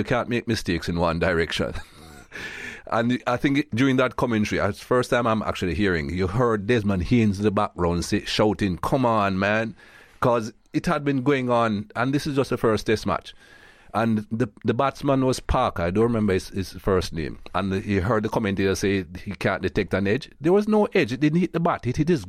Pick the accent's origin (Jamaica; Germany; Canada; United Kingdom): Jamaica; now in United States; I'm proud Jamaican, of course. Mm. And I still have my Jamaican passport. I live in the US now, but I still travel on my Jamaican passport